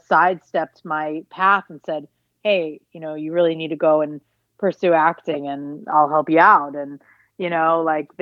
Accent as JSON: {"language": "English", "town": "Atlanta", "region": "Georgia", "country": "United States", "tie": "born or raised there", "also_born_or_lived": "Los Angeles", "moved": "as an adult", "said": "I grew up in Atlanta."}